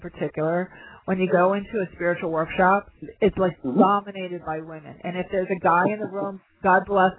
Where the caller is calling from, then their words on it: London, United Kingdom; I'm calling in from London, you know, at the midnight.